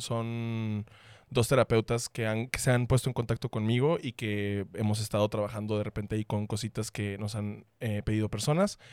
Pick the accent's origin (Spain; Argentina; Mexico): Mexico; Sonora; Seguí siendo chismoso porque sonorense